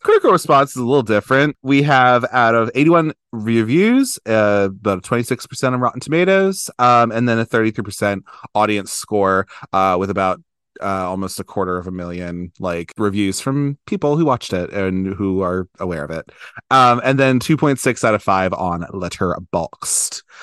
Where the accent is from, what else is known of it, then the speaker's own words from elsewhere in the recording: Maryland, United States; I'm from Maryland